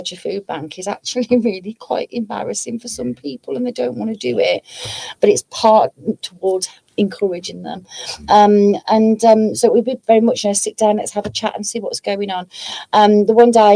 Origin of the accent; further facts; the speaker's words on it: Black Country, West Midlands, United Kingdom; I'm from the Black Country, growing up all my life in the Black Country